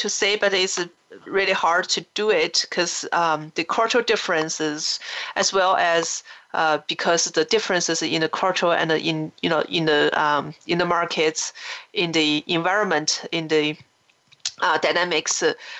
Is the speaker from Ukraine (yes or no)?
no; China; when we grew up in China, we have our certain way of looking at the world.